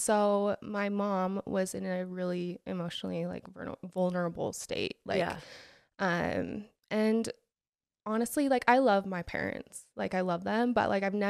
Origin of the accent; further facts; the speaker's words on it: Alpine, Utah, United States; So I am from Alpine.